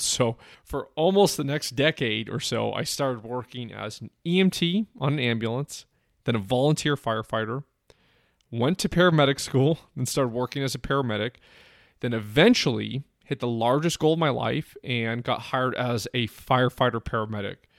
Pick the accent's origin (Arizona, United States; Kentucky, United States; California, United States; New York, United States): California, United States; San Francisco Bay Area, East Bay; I grew up in the San Francisco Bay Area, the East Bay to be exact